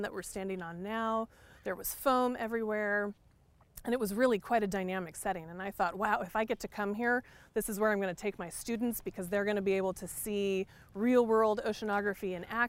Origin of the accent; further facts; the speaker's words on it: Santa Cruz, California, United States; I was born in Santa Cruz, California.